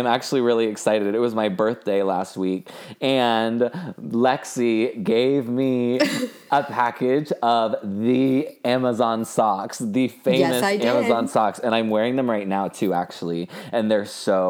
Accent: San Francisco, California, United States; now in Los Angeles, United States; I'm from San Francisco originally. I'm very LA now.

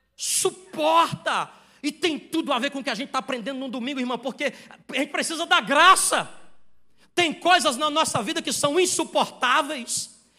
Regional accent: Ceará, Brazil; Eu sou do Ceará

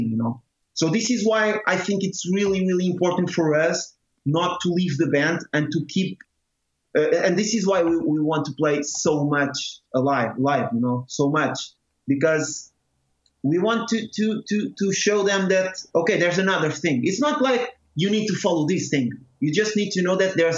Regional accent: Torres Vedras, Lisbon, Portugal; my hometown, Torres Vedras.

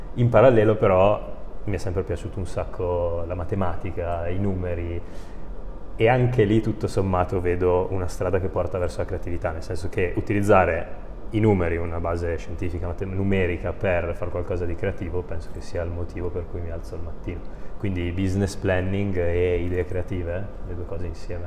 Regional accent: Brescia, Lombardy, Italy; io sono bresciano

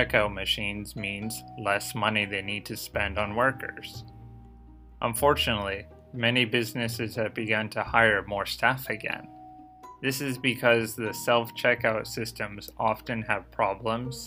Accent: Boston suburbs, Massachusetts, United States; moved away as an adult; now in Tokyo, Japan; not in the suburban areas like my hometown

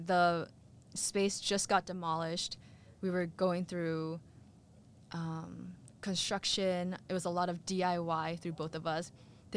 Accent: San Diego, California, United States; I grew up in San Diego

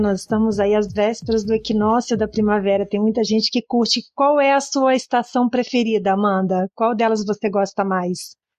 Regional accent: interior of Espírito Santo, Brazil; Eu mesma sou lá do interior do Espírito Santo e eu via, né, todos os dias os vagões lotados de grãos, de minério de ferro, transitando para lá e para cá, faz parte da minha lembrança afetiva da minha infância

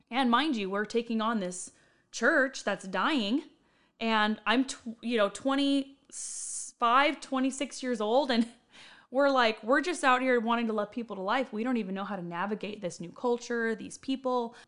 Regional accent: Riverside County, California, United States; moved away as an adult; now in Bakersfield, United States; I was born and raised in Riverside County

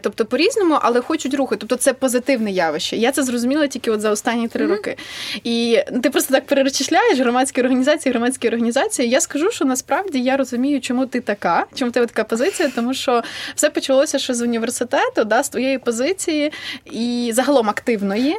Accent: Vinnytsia, Vinnytsia Oblast, Ukraine; я з Вінниці

